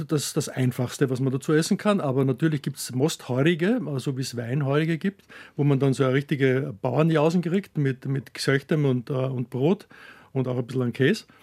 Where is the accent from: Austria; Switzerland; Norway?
Austria; Herzogenburg, Lower Austria; Ich komme aus Herzogenburg. Das ist eine kleine Stadt in der Nähe von Wien, also etwa 60 Kilometer Kilometer entfernt.